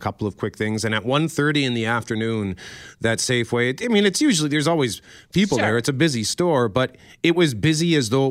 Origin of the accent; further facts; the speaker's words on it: Winnipeg, Manitoba, Canada; I grew up in Transcona